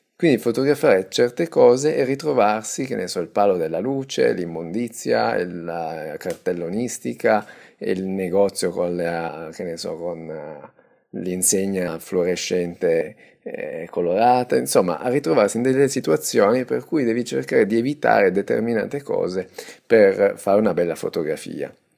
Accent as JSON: {"language": "Italian", "country": "Italy", "said": "io tengo al mio paese"}